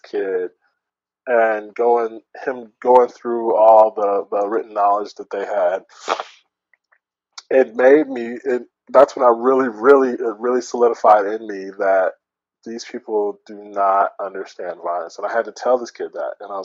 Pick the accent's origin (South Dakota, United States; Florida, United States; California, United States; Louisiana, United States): California, United States; Oakland; also born or lived in Albuquerque, New Mexico; I'm from Oakland. I grew up in a good area of Oakland